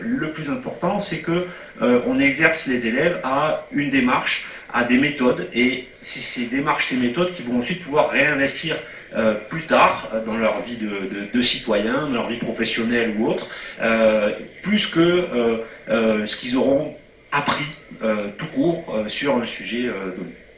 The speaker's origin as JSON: {"language": "French", "town": "Montpellier", "region": "Occitania", "country": "France", "said": "quand on est provincial hein, comme moi, moi je suis montpelliérain"}